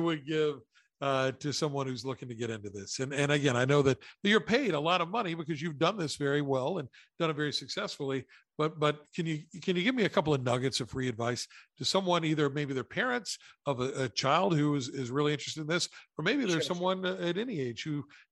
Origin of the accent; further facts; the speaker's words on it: West Virginia, United States; moved away; my home state that I love very much, West Virginia